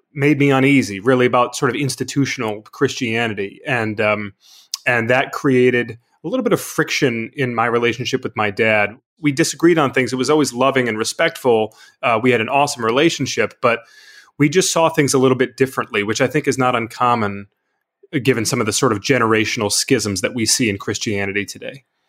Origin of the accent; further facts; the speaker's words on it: Michigan, United States; the church where I grew up in Michigan